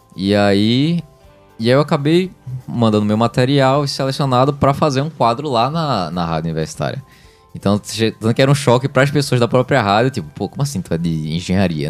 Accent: Brazil; also born or lived in Recife; que eu nasci no Brasil

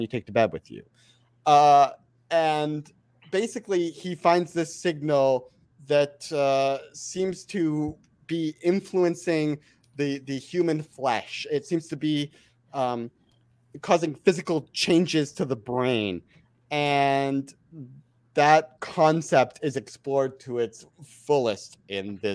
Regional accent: Canada; accent: Canadian; As a Canadian who loves movies, lives close enough to Toronto.

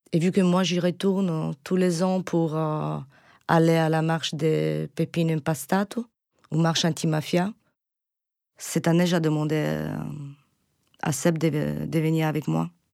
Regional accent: Sicily, Italy; French is a second language; moved away

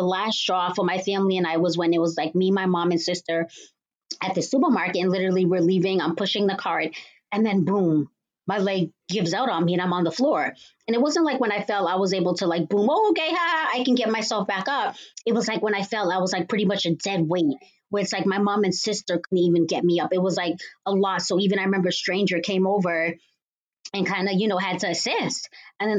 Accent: Cambridge, Massachusetts, United States; I was born and raised in Cambridge, Massachusetts.

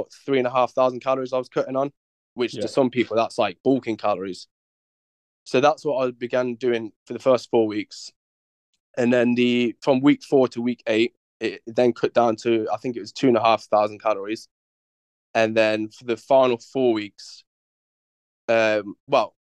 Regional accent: Coventry, West Midlands, United Kingdom; I joined the bodybuilding style gym in my hometown, Coventry.

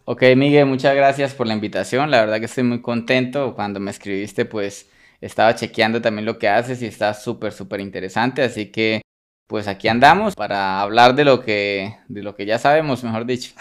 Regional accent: Bucaramanga, Santander, Colombia; also born or lived in Sabana de Torres, Colombia; ahí me crié toda la vida en Bucaramanga

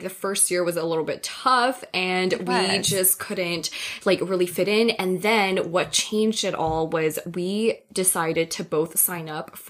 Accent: Taiwan; now in Toronto, Canada; I am, I guess you could say Chinese, but if you want to be real specific, specific, I'm actually from Taiwan. My family, my whole family is from Taiwan. Right now, I actually live in Toronto full time

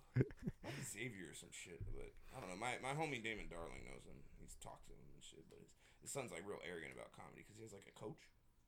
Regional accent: Dayton, Ohio, United States; No, I'm from Dayton.

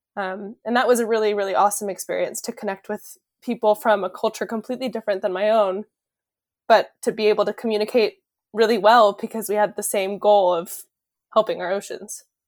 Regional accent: California, United States; moved away as an adult; also born or lived in Hawaii; now in Rhode Island, United States; I grew up in California

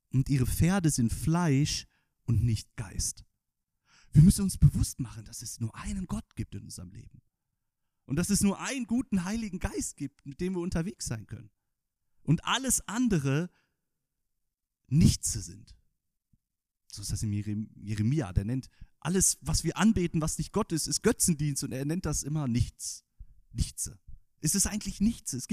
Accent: Northern Germany, Germany; ich als Norddeutscher habe das natürlich nicht gelernt als Kind

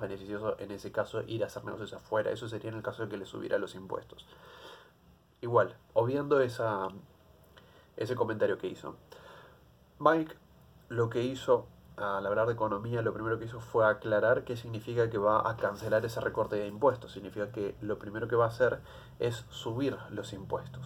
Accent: Argentina; como argentino

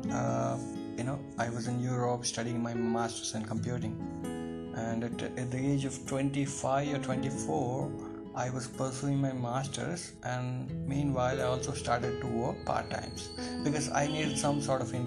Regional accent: Mahabubabad, Telangana, India; moved away as an adult; also born or lived in Ireland; I was born in India. It's called Mehboobabad, a small town in southern part of India. I was brought up in India as well, but again I went to Ireland and stayed there for 6 years

